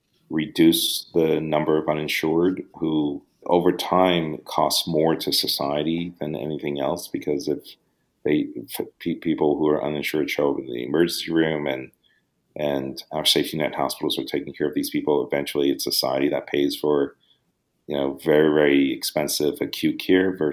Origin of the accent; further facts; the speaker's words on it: New York City, New York, United States; also born or lived in Hong Kong; I honestly had a very typical first generation immigrant Brooklyn kid childhood.